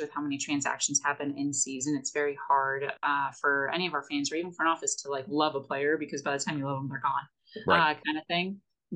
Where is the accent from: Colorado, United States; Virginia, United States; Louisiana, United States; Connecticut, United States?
Connecticut, United States; now in Modesto, United States; I'm originally from Connecticut, so I'm not from the local community or the local coast.